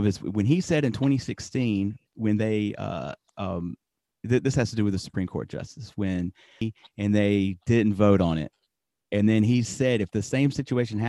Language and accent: English; Alabama, United States; we're all from Alabama